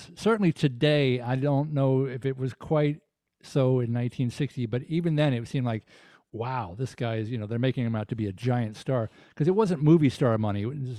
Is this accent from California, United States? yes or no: no; Tennessee, United States; I grew up in Tennessee, so I know what a Southern accent is supposed to sound like.